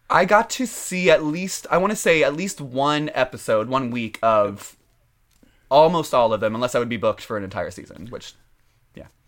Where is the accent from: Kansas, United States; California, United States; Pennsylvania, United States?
Kansas, United States; Overland Park; moved away; I am from a lovely little town called Overland Park, Kansas